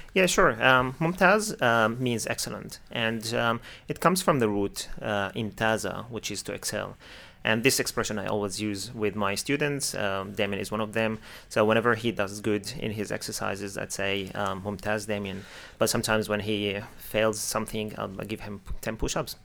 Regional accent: Syria; moved away; I came from Syria

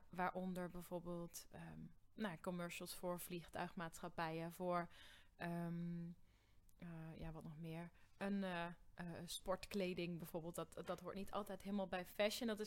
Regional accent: Limburg, Netherlands; Ja, maar dat is het enige wat je hebt gezegd, geloof ik. En dat ik uit Limburg kom.

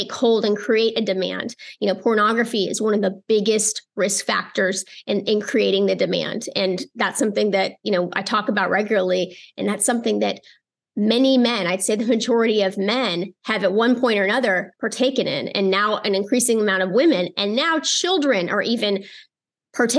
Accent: United States; I'm American

